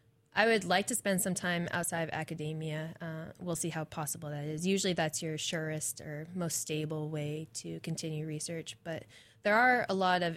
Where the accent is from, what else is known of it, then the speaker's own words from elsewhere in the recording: East Coast, United States; So I'm originally from the East Coast.